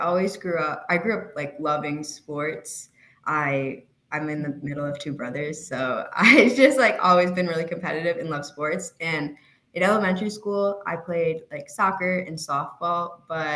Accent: Chicago, Illinois, United States; I'm from Chicago

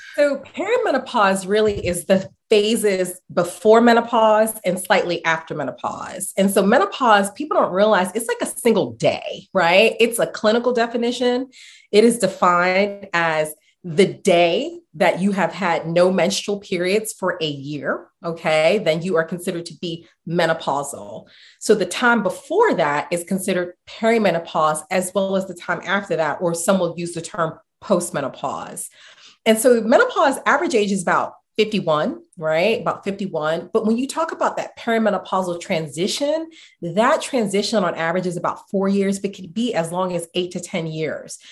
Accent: New York City, New York, United States; also born or lived in Boston; growing up in the Bronx, um, growing up in the Marble Hill area, Marble Hill housing projects

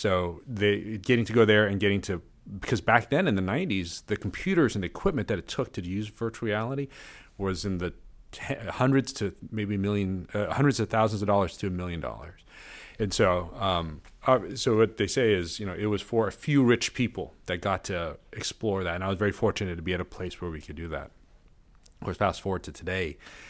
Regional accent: Malaysia; We went back to my home country of Malaysia.

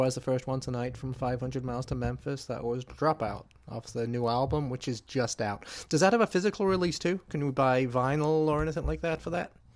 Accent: England, United Kingdom; also born or lived in Chicago area; now in Chicago, United States; I'm from England originally, but obviously, but I'm uh, I've been living in the Chicago area for the last thirty years or something like that.

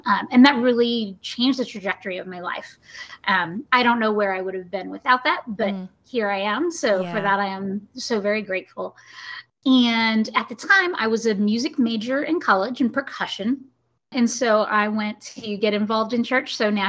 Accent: Montague, Michigan, United States; moved away as an adult; also born or lived in Texas; now in Arizona, United States; I grew up, born and raised in Michigan.

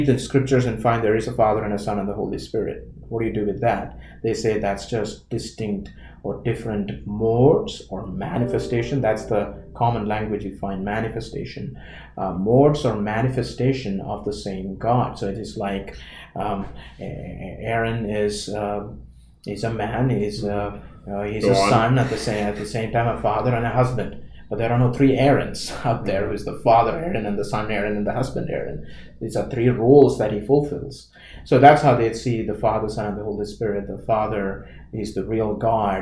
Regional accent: Kerala, India; I come from Kerala, that part of India

